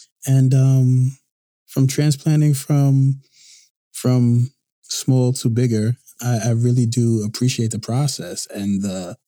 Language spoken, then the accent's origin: English; New York City, New York, United States; I'm originally from Brooklyn, New York.